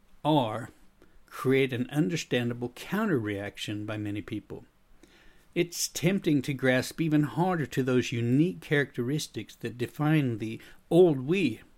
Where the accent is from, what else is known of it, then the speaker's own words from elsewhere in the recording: United States; now in Sweden; despite the fact that I am American, I've developed a bit of a Swedish accent when I speak English after having lived in Sweden for more than 30 years.